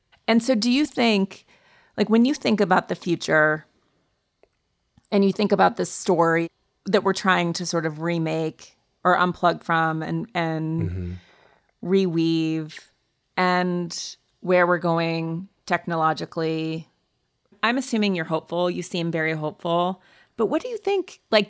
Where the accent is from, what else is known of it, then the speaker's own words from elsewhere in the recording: Montana, United States; I grew up in Montana.